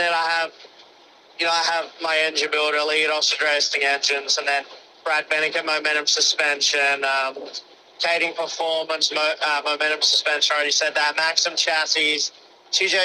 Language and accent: English; Australia; I'm Australian.